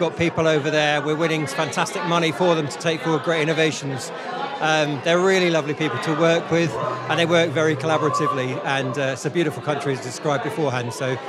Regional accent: Gloucestershire, South West England, United Kingdom

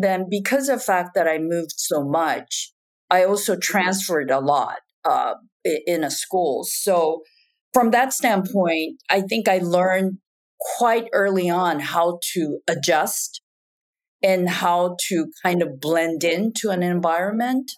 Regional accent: Japan; moved away as an adult; also born or lived in Taiwan; now in United States; I was actually born and raised in Japan and then went back to Taiwan for college and then came to the United States uh, for grad school

